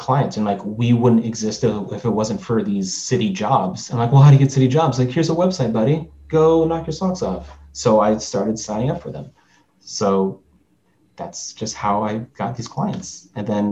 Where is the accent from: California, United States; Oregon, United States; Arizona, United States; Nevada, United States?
California, United States; Long Beach; I'm from Long Beach